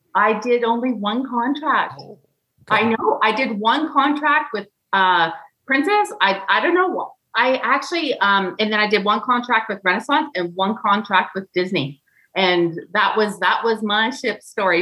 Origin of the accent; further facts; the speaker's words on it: Kelowna, British Columbia, Canada; I'm from Canada.